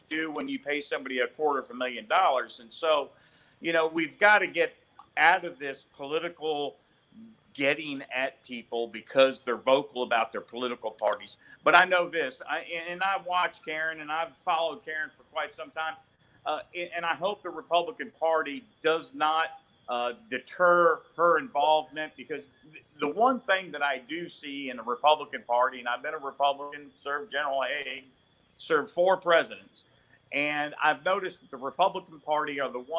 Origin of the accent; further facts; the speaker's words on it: Jupiter, Florida, United States; now in Mobile, United States; where I grew up in Jupiter, now in Mobile, Alabama